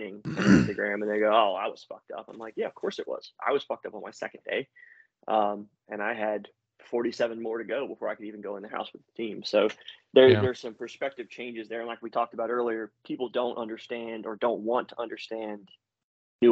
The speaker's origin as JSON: {"language": "English", "region": "Louisiana", "country": "United States", "said": "I'm from the South, you know, from Louisiana"}